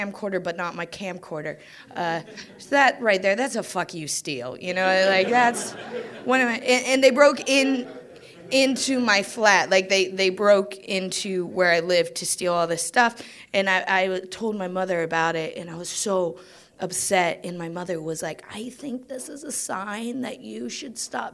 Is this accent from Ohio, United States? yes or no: yes; Greenville, Ohio, United States; moved away as an adult; also born or lived in New York; now in United Kingdom; I grew up in Greenville, Ohio, small town.